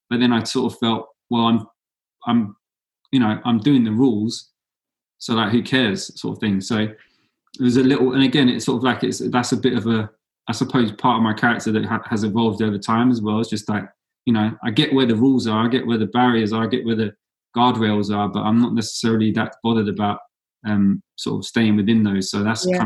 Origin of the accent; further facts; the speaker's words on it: London, United Kingdom; I went into university studying in London in my hometown